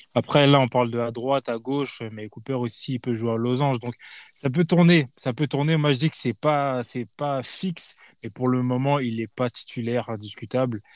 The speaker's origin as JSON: {"language": "French", "town": "Paris", "region": "Île-de-France", "country": "France", "said": "en tant que Parisien"}